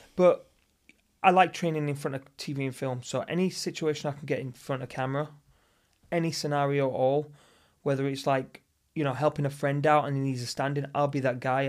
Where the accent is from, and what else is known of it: the north of England, United Kingdom; now in Los Angeles, United States